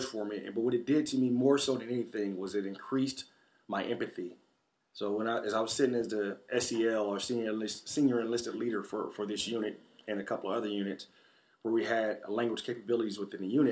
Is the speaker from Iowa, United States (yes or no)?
no; Tulsa, Oklahoma, United States; And I say, from Tulsa, Oklahoma.